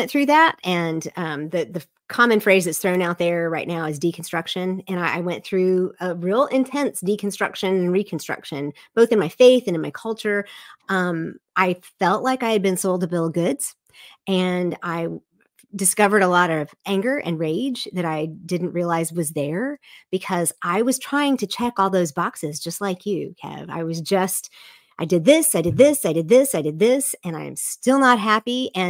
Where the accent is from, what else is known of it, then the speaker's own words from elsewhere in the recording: the South, United States; Again, I am from the South, the evangelical South, where we love to have all the answers for everything.